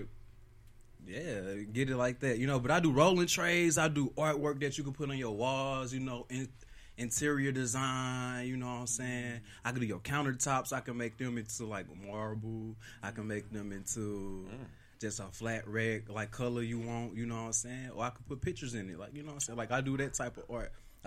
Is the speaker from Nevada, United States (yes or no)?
yes; Las Vegas, Nevada, United States; growing up in Las Vegas